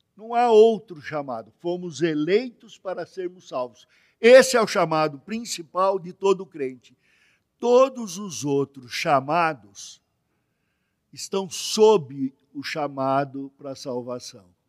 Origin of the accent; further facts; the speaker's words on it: Brazil; eu sou brasileiro que sou brasileiro. O primeiro da minha família aqui no Brasil